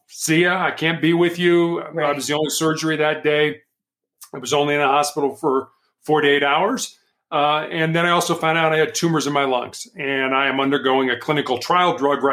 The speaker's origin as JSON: {"language": "English", "town": "Chicago", "region": "Illinois", "country": "United States", "tie": "born or raised there", "said": "I was born and raised in Chicago, Illinois"}